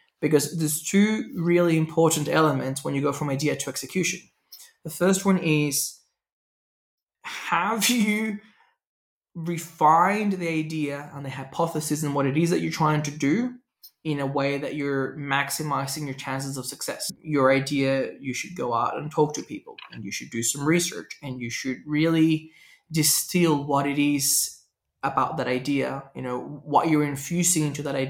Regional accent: Venezuela; And it's funny because I tell people I grew up driving in Venezuela. I can drive anywhere in the world.

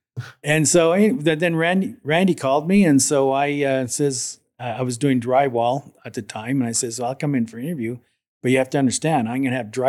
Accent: Fort Macleod, Alberta, Canada; I was born and raised in a small town called Fort McLeod, Alberta.

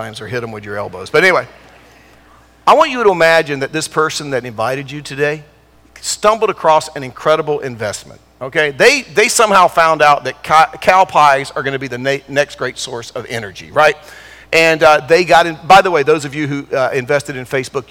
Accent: Durham, North Carolina, United States; moved away; also born or lived in California; I grew up in Durham

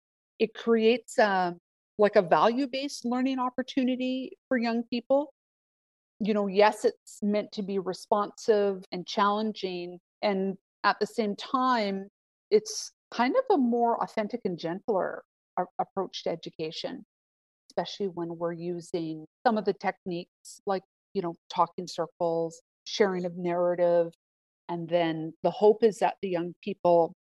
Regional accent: Kwekmek territory, British Columbia, Canada; moved away as an adult; now in Okanagan Nation Alliance territory, Canada; I come from Kwekmek territory, and I'm extraordinarily grateful for being able to have the opportunity to grow up in such a beautiful part of the world

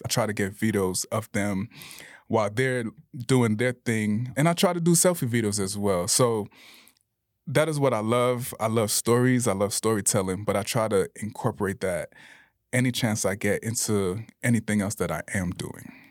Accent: Bradenton, Florida, United States; moved away as an adult; also born or lived in Tallahassee; now in Salt Lake City, United States; I grew up in Bradenton, Florida

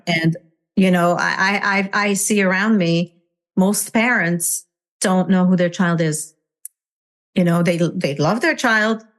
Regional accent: Hungary; English is a second language; moved away as an adult; now in United States; I was born and raised in Hungary, communist Hungary. And I uh, came to the United States um, when I was 21 years old

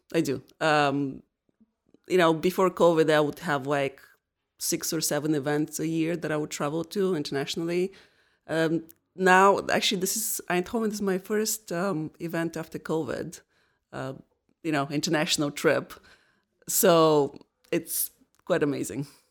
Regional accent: Bulgaria; moved away as an adult; also born or lived in New Hampshire, United States; now in Rhode Island, United States; I am originally from Bulgaria. The first 22 years of my life I spent there, and then I moved to the United States.

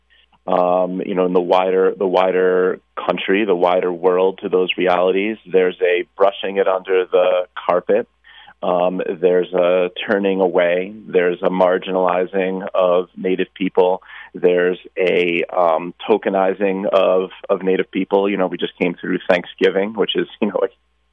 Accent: Connecticut, United States; a tall white guy from Connecticut

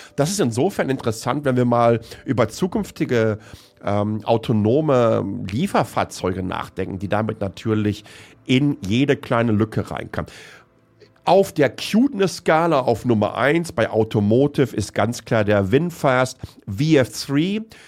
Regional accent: Hamm, North Rhine-Westphalia, Germany; ich komme ja aus dem Ruhrgebiet

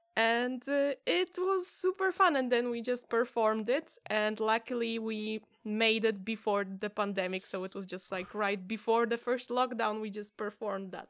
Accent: Gdynia, Pomeranian Voivodeship, Poland; English is a second language; also born or lived in Gdańsk; I'm from Gdynia

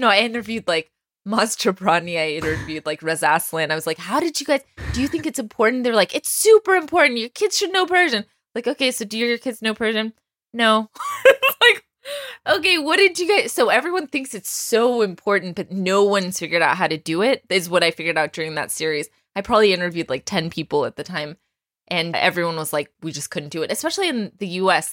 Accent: Texas, United States; I grew up in Texas

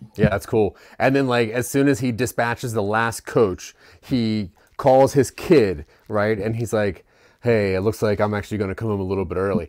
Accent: Maryland, United States; I'm from Maryland

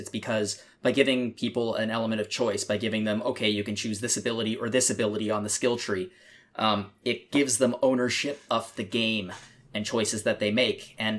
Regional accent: Canada; I'm Canadian.

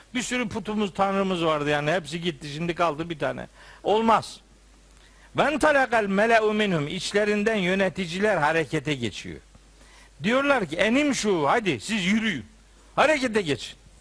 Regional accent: Trabzon, Turkey; ben Trabzonluyum. Ben, ben Trabzonluluk bende bir şey. Benim ayrılmaz özelliğim.

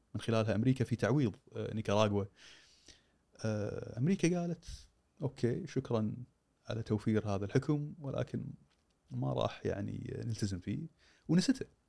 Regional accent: Kuwait

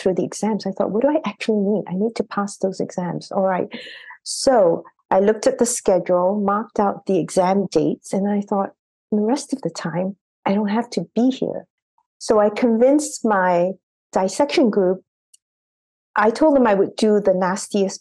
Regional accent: Singapore; moved away as an adult; also born or lived in Boston; I had come from a very regimented education system because I grew up in Singapore

